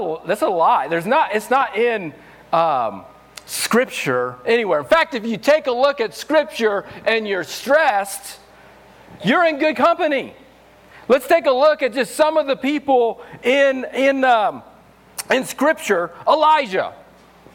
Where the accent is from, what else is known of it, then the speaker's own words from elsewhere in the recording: Missouri, United States; moved away as an adult; also born or lived in New Mexico; now in Los Alamos, United States; I'm from Missouri, so I'm country